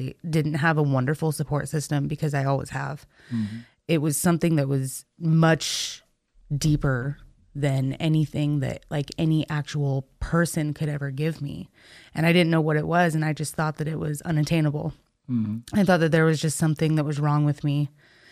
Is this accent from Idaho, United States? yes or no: yes; Boise, Idaho, United States; So I'm from Boise, Idaho